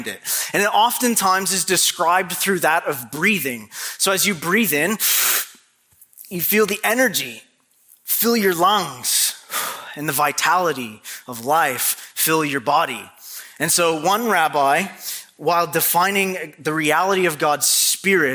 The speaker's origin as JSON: {"language": "English", "country": "Canada", "moved": "yes", "lives_now": "Maine, United States", "said": "I am a true-blooded Canadian through and through"}